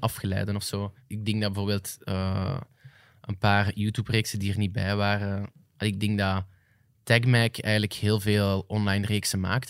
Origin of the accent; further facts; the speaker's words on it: Flanders, Belgium; als Vlamingen